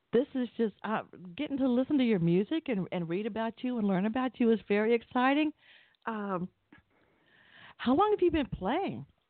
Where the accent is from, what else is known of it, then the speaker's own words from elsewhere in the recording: Atlanta, Georgia, United States; I grew up in Atlanta